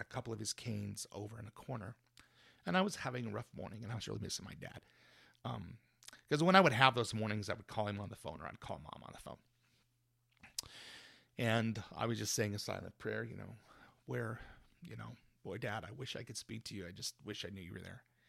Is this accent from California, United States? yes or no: no; Spring Glen, Utah, United States; now in Wasatch Front, United States; I grew up in, in a li-, in Spring Glen, Utah, a little town right near Helper